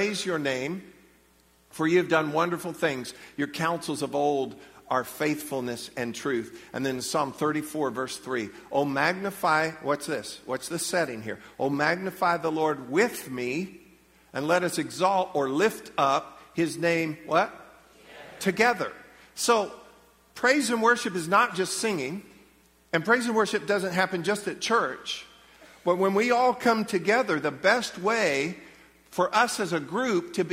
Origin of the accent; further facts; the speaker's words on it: United States; as American believers